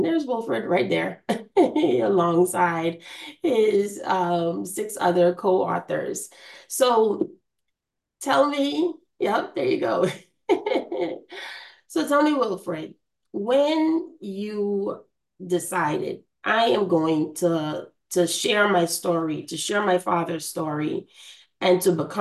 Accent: Bahamas; moved away; I am from the Bahamas. My hometown is very important to me.

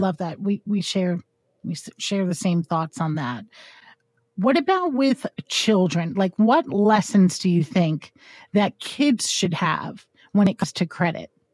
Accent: Hudson Valley, New York, United States; I'm from New York, and, uh, people always think New York, New York City, which, believe me, I love New York City, but I am an hour, I'm in the Hudson Valley

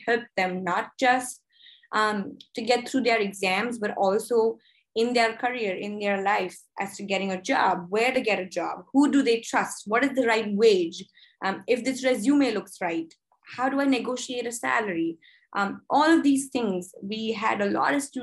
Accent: India; moved away as an adult; now in United States; I am originally from India

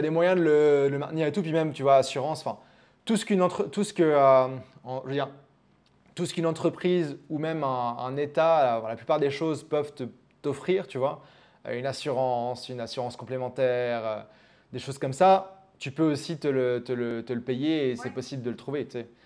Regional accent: France; also born or lived in Germany / England; suis français, mais je suis né en Allemagne. Mes parents étaient expatriés là-bas et, euh, et puis après, bah, assez vite, on a déménagé en Angleterre, puis après en France.

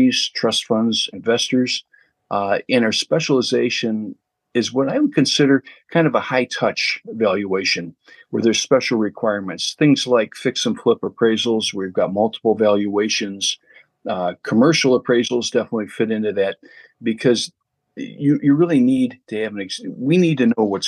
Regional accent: Chicago, Illinois, United States; I was born and raised in Chicago till I was about 12 years old

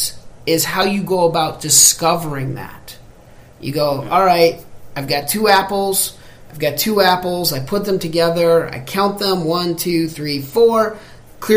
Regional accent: United States; I'm American

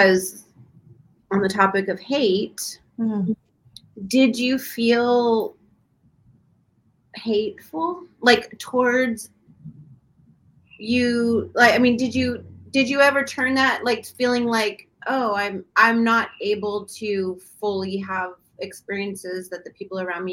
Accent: Long Beach, California, United States; I come from Long Beach

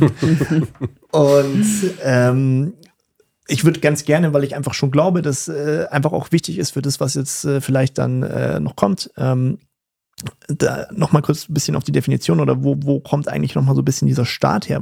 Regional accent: Germany; also born or lived in Berlin; bei uns in Deutschland

